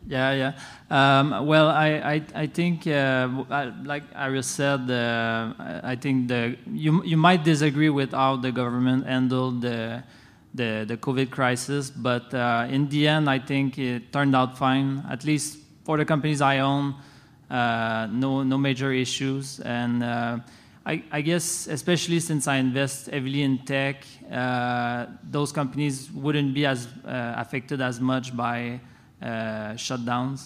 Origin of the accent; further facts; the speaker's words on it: Canada; I'm staying, uh, in my home country